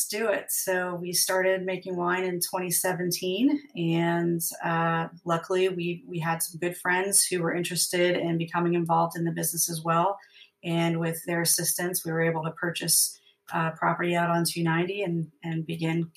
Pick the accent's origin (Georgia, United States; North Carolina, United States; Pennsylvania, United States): Pennsylvania, United States; moved away as an adult; also born or lived in San Antonio, Texas; now in Texas, United States; I'm originally from Pennsylvania, and I was living outside of the Philadelphia area